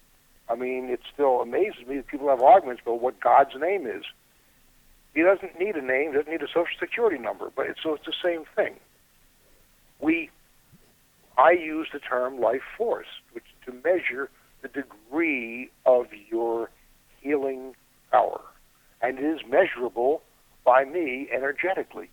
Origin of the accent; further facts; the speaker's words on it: United States; I was born in the United States, I speak English